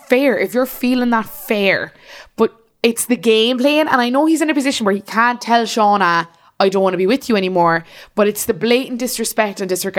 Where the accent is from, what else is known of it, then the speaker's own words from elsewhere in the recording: Manchester, North West England, United Kingdom; We're both from Manchester.